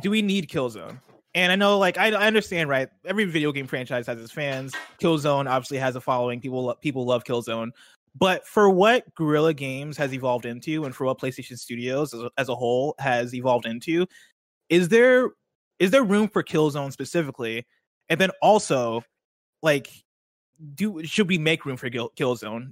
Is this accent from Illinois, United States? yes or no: yes; Illinois, United States; growing up in Illinois